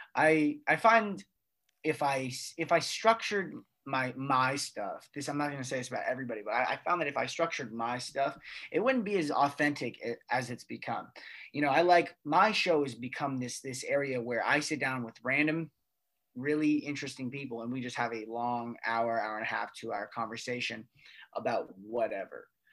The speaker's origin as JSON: {"language": "English", "country": "United States", "said": "as American citizens"}